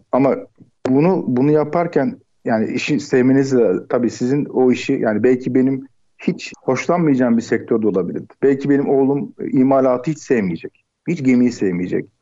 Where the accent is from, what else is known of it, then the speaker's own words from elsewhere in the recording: Istanbul, Turkey; Ocak 1978 e, İstanbul doğumluyum. İlk orta lise eğitimlerimi e, İstanbul'da tamamladım